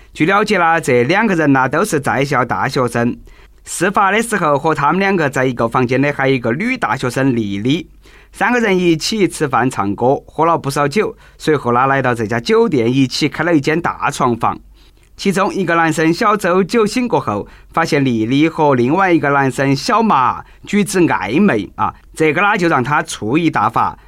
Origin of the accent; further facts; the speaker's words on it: China; 我们中国老百姓